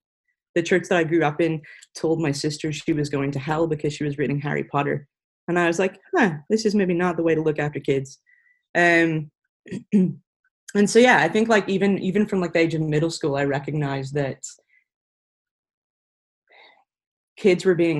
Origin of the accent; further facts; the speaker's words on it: Ireland; now in Franklin, United States; It should be easy to tell us apart because I'm Irish, so the accent's different. I have been living in the U.S. for the last, it'll be 5 years this July.